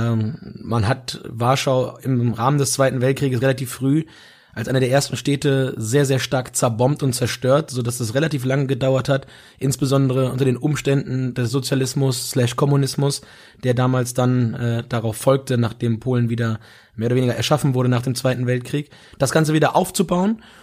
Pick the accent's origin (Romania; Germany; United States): Germany; wir als Deutsche